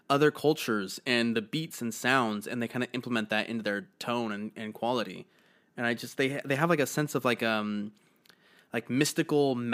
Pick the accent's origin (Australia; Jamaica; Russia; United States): United States; New Jersey; My family is from Eastern Europe, and I grew up in New Jersey